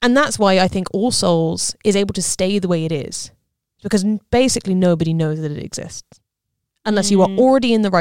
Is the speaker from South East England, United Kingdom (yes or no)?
yes; Southampton, South East England, United Kingdom; the one that was near me, which was Southampton Uni